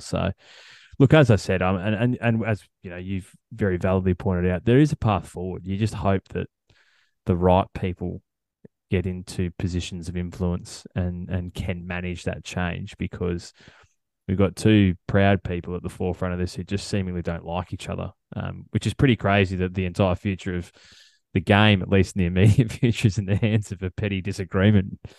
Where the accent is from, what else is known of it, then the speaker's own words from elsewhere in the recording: Australia; as an Australian golf fan